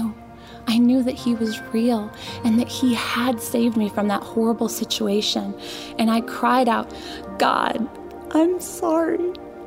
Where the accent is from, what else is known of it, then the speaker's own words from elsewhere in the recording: Euclid, Ohio, United States; my story begins in Euclid, Ohio